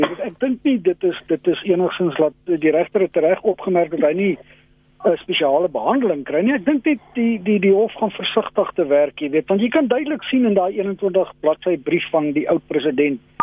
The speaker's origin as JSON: {"language": "Afrikaans", "country": "South Africa", "said": "ons as Suid-Afrikaners"}